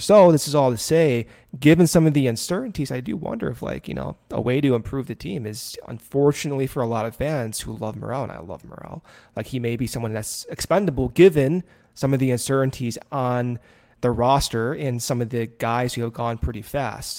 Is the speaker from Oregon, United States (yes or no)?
no; Arizona, United States; moved away; I spent a lot of my growing up in Arizona